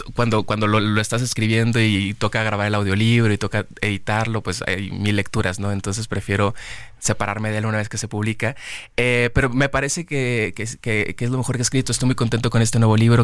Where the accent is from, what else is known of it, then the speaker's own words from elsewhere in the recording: Monterrey, Nuevo León, Mexico; yo amo Monterrey, es mi ciudad. Eh, nací en Monterrey, allá vivo todavía.